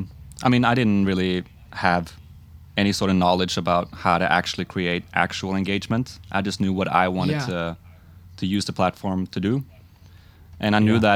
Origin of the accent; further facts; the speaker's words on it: Norway; now in Oslo, Norway; From a really small suburban place in Norway, kind of just outside of the capital of Oslo. But I live in Oslo now.